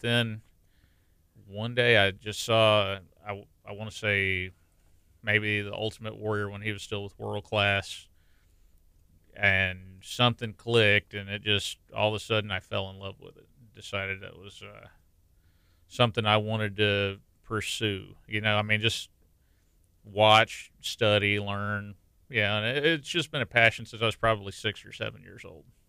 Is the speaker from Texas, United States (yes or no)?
yes; La Marque, Texas, United States; I grew up in Lamarck